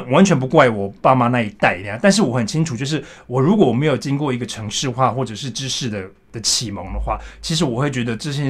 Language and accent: Chinese; Yongjing, Changhua County, Taiwan; moved away as an adult; also born or lived in Taipei; now in Germany; 我自己是家里的第九个小孩，我以这个第九个身体来看，从我我来自一个小地方叫彰化县永靖乡